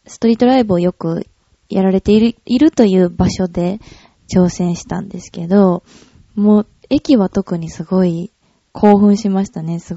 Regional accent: Kyoto, Japan; ああ、京都は、そうですね。どんな街って言ったらいいんやろう。生まれも

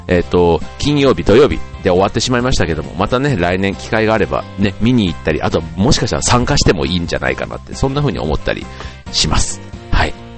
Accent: Osaka, Japan; moved away; 僕は大阪が実家なので、自分の実家に帰るんですね。

